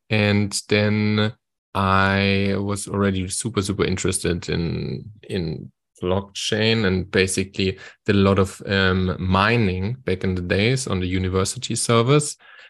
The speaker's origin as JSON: {"language": "English", "town": "Wiesbaden", "region": "Hesse", "country": "Germany", "second_language": "English", "moved": "yes", "lives_now": "South Africa", "said": "And I'm originally from Wiesbaden next to Frankfurt in Germany, but by now actually living in South Africa. So since 2 years, I live in South Africa"}